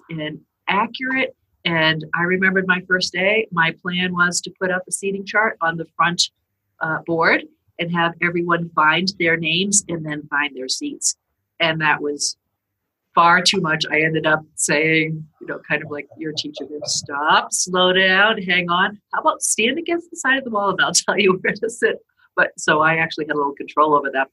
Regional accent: South Shore of Boston, Massachusetts, United States; I grew up in the South Shore of Boston

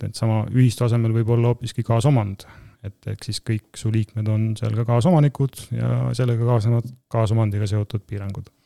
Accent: Tartu, Tartu County, Estonia; also born or lived in Tallinn; mina olen põline tartlane

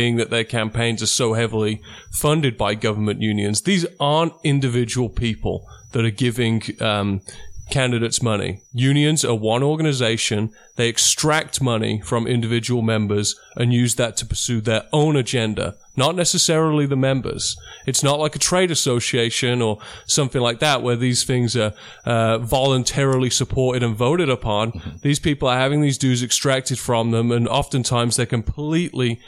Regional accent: Birmingham, West Midlands, United Kingdom; moved away as an adult; also born or lived in Oregon; now in United States; growing up in Birmingham, yeah, it's a vastly blue-collar town. I grew up as a blue-collar kid, and I moved to America

